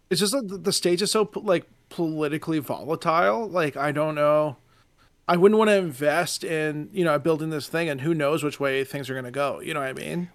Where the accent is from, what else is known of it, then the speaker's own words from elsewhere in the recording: Nova Scotia, Canada; now in Ontario, Canada; I, I, live in Ontario now, but we're all from Nova Scotia